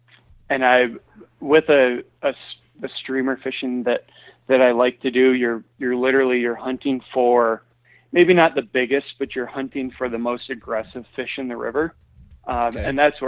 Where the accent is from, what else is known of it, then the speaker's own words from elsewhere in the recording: Michigan, United States; I, you know, growing up in Michigan, fishing, you know, stunted farm ponds where, you know, the bluegill were only got as big as your hand because of overpopulation.